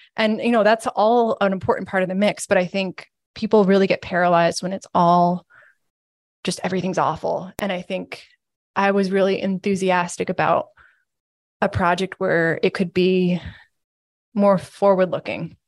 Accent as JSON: {"language": "English", "town": "Williston", "region": "Vermont", "country": "United States", "tie": "born or raised there", "said": "I'm from here. I'm from Williston, uh, Vermont, and I grew up reading the Burlington Free Press over breakfast"}